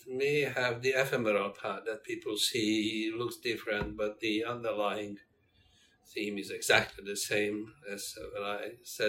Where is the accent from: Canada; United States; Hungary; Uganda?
Hungary; moved away as an adult; also born or lived in Amsterdam, Netherlands; now in Australia; back in my home country in Hungary, I was head of systems engineering